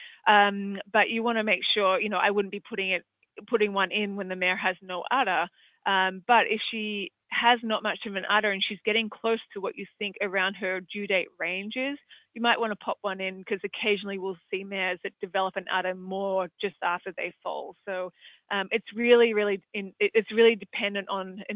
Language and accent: English; Australia; accent: Australian; moved away; as you can probably tell from my accent, I'm from Australia